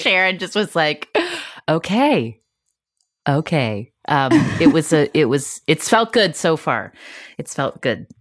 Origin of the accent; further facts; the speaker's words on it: West Virginia, United States; I grew up in West Virginia